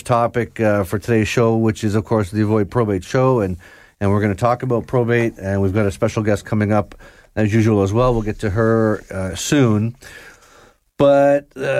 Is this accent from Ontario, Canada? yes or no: yes; Georgina, Ontario, Canada; where I grew up in Georgina, there was a pretty fancy lawn bowling club